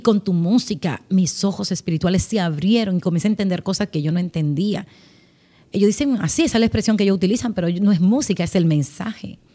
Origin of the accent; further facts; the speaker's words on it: Haina, San Cristóbal, Dominican Republic; nací, vivo en la República Dominicana. Nací en un hogar cristiano, en la ciudad eh, al, norte, al sur la capital, una, un pueblito llamado Jaina. Crecí con mis padres